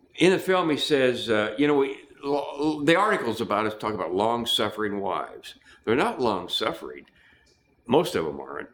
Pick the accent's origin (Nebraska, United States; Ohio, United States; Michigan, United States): Nebraska, United States; moved away; also born or lived in California; I grew up in Nebraska, no TV, scratchy radio station